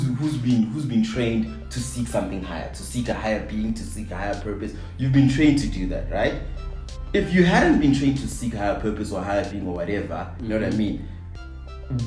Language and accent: English; South Africa; as a South African